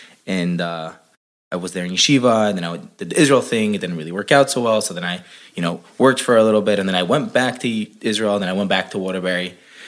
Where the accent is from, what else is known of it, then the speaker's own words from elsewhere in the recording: Santiago, Santiago Metropolitan Region, Chile; born there; moved away; also born or lived in Florida / Brooklyn; So I was born in South America. I was born in Chile, in Santiago.